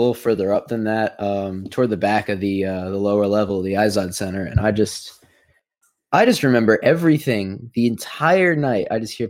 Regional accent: Philadelphia, Pennsylvania, United States; I'm from Philly.

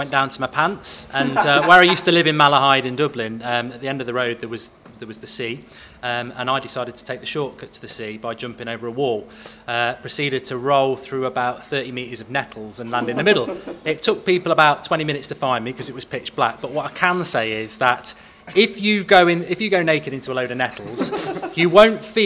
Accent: Nottingham, East Midlands, United Kingdom; I'm from Nottingham

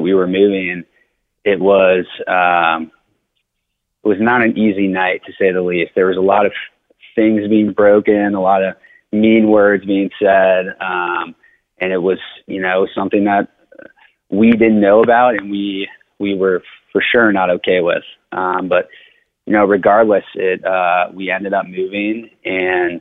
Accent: Cincinnati, Ohio, United States; also born or lived in Denver, Colorado; I grew up on the east side of Cincinnati in High Park

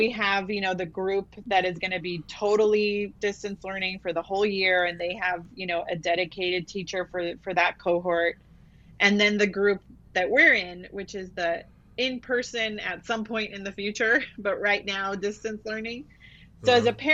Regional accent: Los Angeles, California, United States; also born or lived in Mexico; now in Goleta, United States; I grew up in the Los Angeles area with, you know, East LA and unincorporated parts of the county

